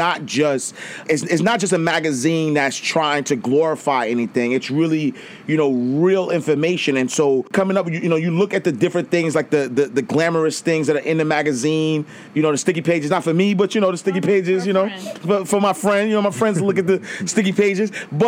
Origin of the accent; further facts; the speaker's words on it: Harlem, New York, United States; because, you know, me growing up, you know, like I grew up in Harlem